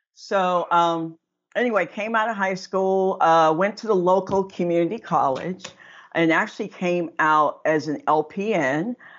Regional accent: Aliquippa, Pennsylvania, United States; I'm actually from the Pittsburgh area in a little town called Aliquippa

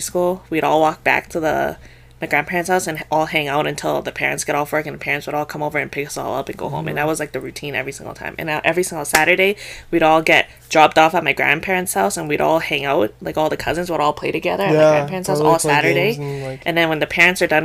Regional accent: Canada; I was raised and I was born in Canada

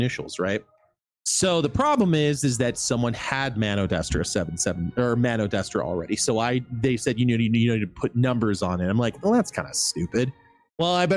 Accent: United States; I'm American

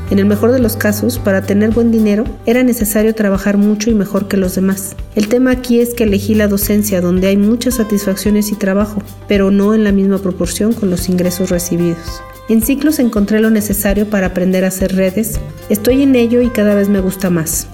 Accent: Aguascalientes, Mexico; soy de Aguascalientes

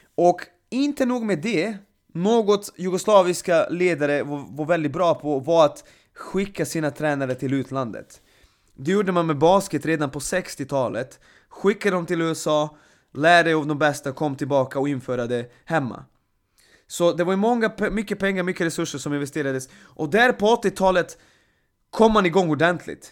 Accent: Serbia; now in Sweden; Serbien, mitt hemland

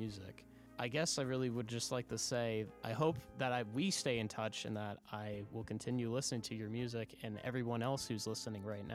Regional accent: Boston, Massachusetts, United States; moved away as an adult; now in Nashville, United States; I'm currently actually in Nashville, for school as well. I'm from Boston

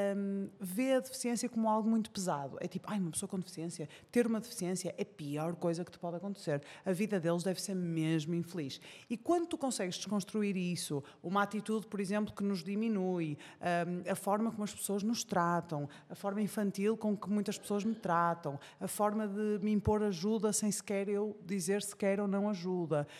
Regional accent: Porto, Norte, Portugal; sou do Porto, não é? É fácil reparar pelo meu sotaque

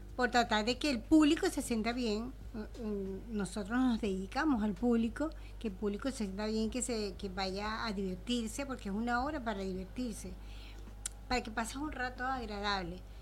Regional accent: Venezuela; now in Argentina; yo vengo de Venezuela

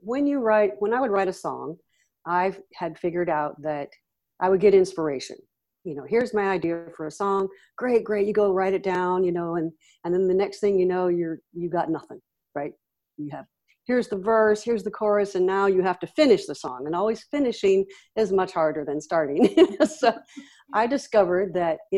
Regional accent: Los Angeles, California, United States; I grew up in Los Angeles and then moved to Northern California at 16.

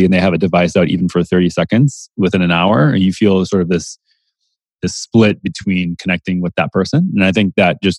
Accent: Minnesota, United States; also born or lived in San Francisco; now in Austin, United States; I grew up in the Midwest in Minnesota

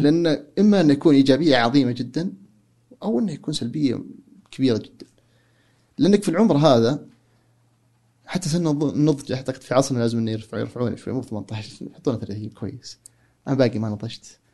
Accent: Saudi Arabia; now in United States; عندنا في السعودية

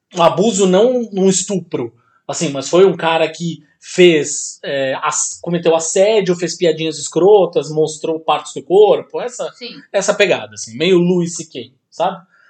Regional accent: Santos, São Paulo, Brazil; de Santos, minha terra natal

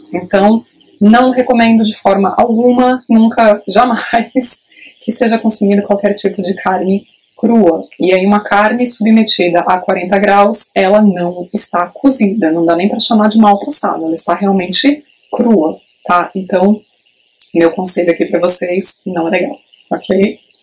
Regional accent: Praia Grande, São Paulo, Brazil; eu sou de Praia Grande, no litoral sul de São Paulo

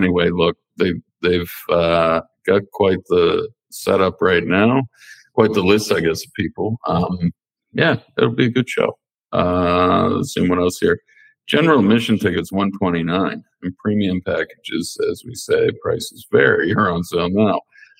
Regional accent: Darwin, Northern Territory, Australia; I certainly wish I had that growing up in Darwin when I was a kid, to know that anything is possible if you believe in yourself.

